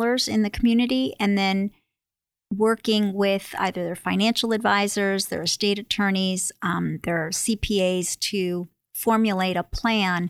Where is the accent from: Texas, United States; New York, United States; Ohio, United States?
New York, United States; moved away as an adult; now in Connecticut, United States; I'm born and raised in New York and went to UConn for my undergraduate degree